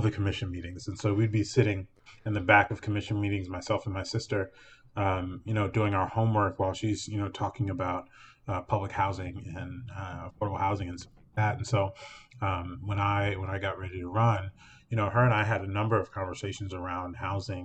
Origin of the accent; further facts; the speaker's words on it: Alexandria, Virginia, United States; I was born and raised mainly in the early part of my life in North Old Town